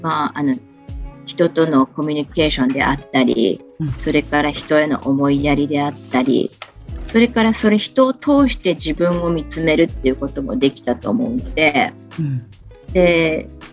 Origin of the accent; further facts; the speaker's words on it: Kochi, Japan; also born or lived in Tokyo; 生まれも育ちも高知城の近くにあります、現在の茶穂若草園のあるところで、物心ついた時から商いの中で育ちました